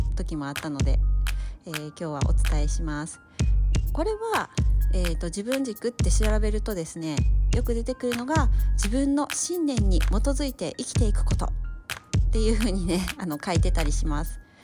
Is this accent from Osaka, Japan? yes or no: yes; Osaka, Japan; accent: Kansai; 私大阪出身なんですけども